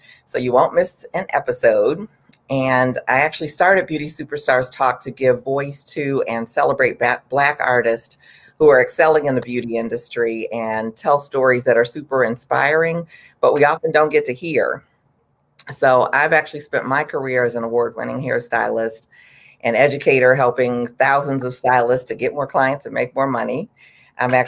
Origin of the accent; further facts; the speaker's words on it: Detroit, Michigan, United States; moved away as an adult; also born or lived in Texas; now in Washington, D.C., United States; I'm from Detroit, and even though I'm from Detroit, I actually went to beauty school in Texas